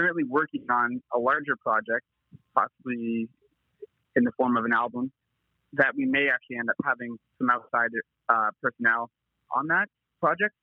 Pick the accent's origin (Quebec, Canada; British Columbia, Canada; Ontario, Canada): Ontario, Canada; London; now in Toronto, Canada; We're from Canada, more specifically London, Ontario, which is like a mid-sized city in Ontario, in the province. But we both reside in Toronto, Canada now.